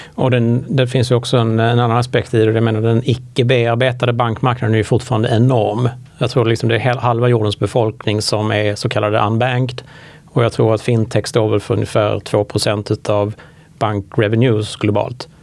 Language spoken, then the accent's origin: Swedish; Sweden; som svensk